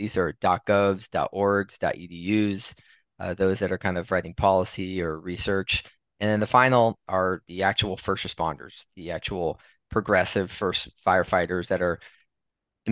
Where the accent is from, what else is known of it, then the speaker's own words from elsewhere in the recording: Los Angeles, California, United States; also born or lived in Wisconsin; I'm originally from Los Angeles, California, the fourth of seven children.